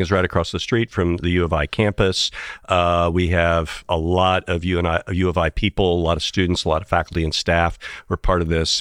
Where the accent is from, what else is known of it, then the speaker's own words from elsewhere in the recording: Indiana, United States; also born or lived in Tennessee / Cincinnati, Ohio; now in Illinois, United States; I've got two teams from growing up in Indiana